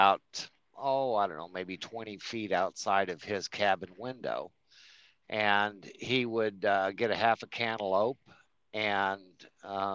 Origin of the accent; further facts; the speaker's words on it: Colorado, United States; now in Oklahoma, United States; I'm born and raised in Colorado